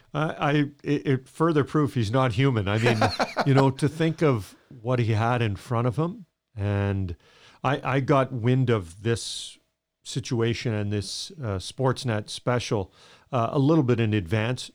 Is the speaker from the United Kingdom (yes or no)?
no; Edmonton, Alberta, Canada; I grew up in Edmonton